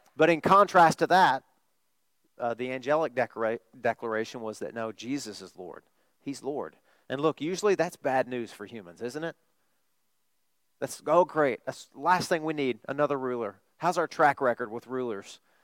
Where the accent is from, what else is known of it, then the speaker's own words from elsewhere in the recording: Arkansas, United States; I'm from Arkansas